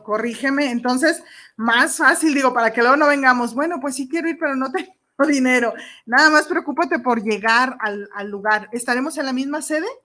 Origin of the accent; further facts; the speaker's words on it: Mexico; soy mexicana